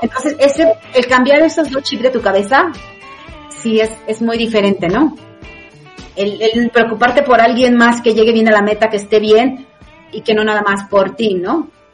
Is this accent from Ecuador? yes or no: no; Mexico; cuando yo fui la primera vez era la única mexicana que había en el 2013